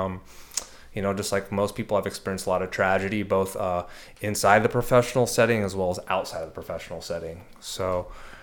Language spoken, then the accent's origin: English; San Diego, California, United States; I'm born and raised in San Diego, California. So I'm a native